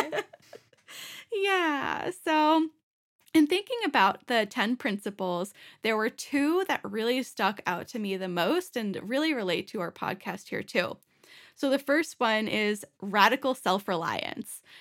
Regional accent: Boston, Massachusetts, United States; moved away as an adult; now in Denver, United States; me growing up in Boston

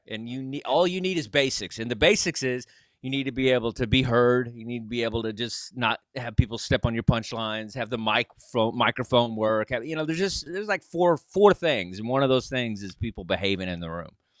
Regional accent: Texas, United States; moved away; also born or lived in New York; I'm just this dork from Texas

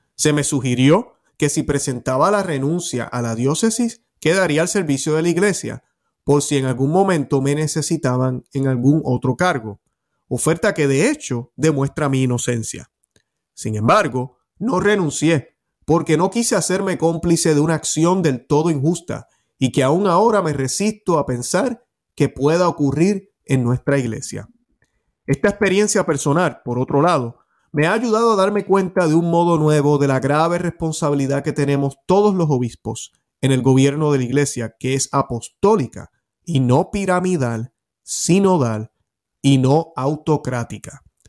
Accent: Puerto Rico; puertorriqueño nacido en Puerto Rico, criado en Puerto Rico, que amo muchísimo a mi tierra

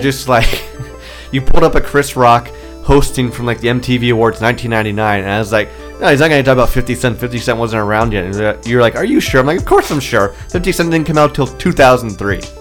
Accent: Ottawa, Ontario, Canada; our nation's capital, which is also my hometown of Ottawa

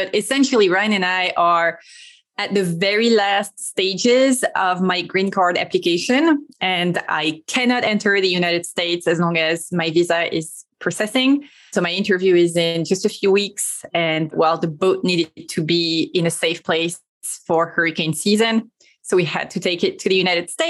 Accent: Brittany, France; moved away as an adult; also born or lived in Paris, France / Sweden; I am from Brittany, but the very last place I lived when I was in France was Paris. That's where I studied.

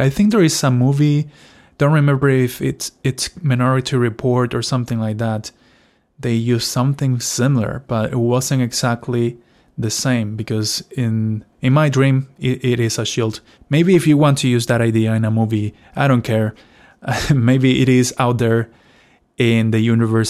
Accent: Venezuela; moved away; So, I am originally from Venezuela. So, I was, of course, between seven to nine years old. I was still living there

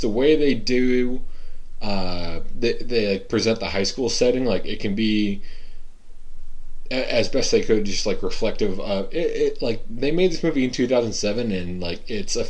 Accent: Massachusetts, United States; moved away as an adult; also born or lived in Michigan; growing up in Massachusetts

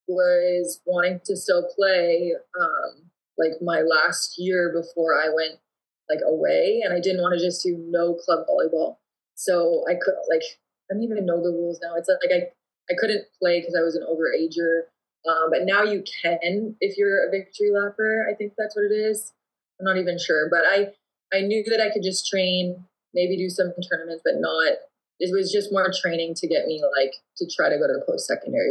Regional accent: Woodstock, Ontario, Canada; moved away as an adult; also born or lived in Ingersoll, Ontario; now in Windsor, Canada; I'm not from Windsor, but I grew up in Woodstock, Ontario, and more so like Ingersoll, Woodstock, and called the Oxford County area

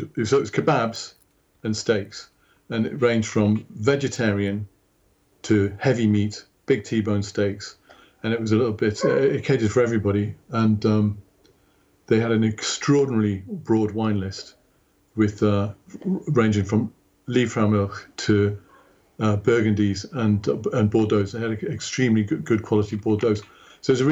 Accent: United Kingdom; also born or lived in Manchester; growing up in Britain

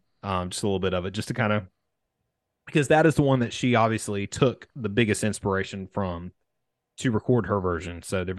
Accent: South Carolina, United States; I'm a hick from South Carolina

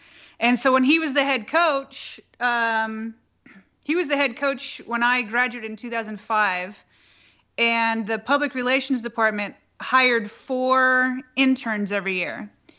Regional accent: Colorado, United States; moved away; And I grew up in Colorado.

